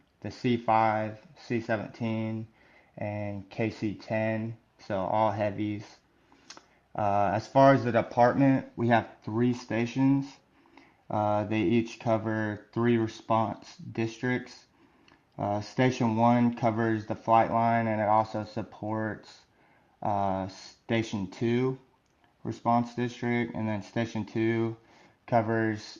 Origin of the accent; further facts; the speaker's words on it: Georgia, United States; moved away as an adult; now in Travis AFB, California, United States; I'm originally from Georgia, so my first assignment was nice. Because I was close to home